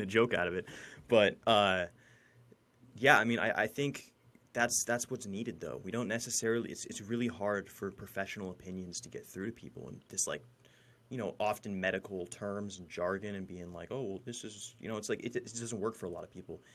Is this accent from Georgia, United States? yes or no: no; Fortuna, California, United States; I graduated from Fortuna High School in Fortuna, California, uh, right, right in the middle of the redwoods